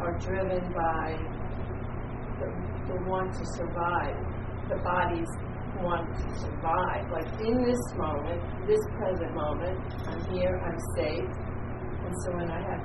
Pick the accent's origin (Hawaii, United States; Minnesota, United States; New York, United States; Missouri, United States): New York, United States; I'm from New York, too